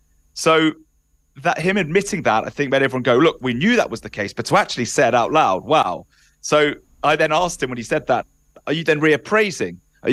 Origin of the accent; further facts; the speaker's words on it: Wales, United Kingdom; and I don't speak on behalf of the English people, and as a Welshman, I definitely don't.